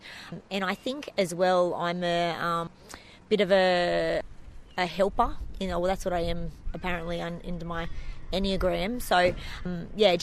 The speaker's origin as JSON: {"language": "English", "town": "Maitland", "region": "New South Wales", "country": "Australia", "tie": "born or raised there", "also_born_or_lived": "Beresfield / Coffs Harbour / Sydney", "lives_now": "Newcastle, Australia", "said": "I'm born and bred here, although Maitland. I'm more from Maitland. I grew up in Thornton, one of three, and then I went to school in Beresfield"}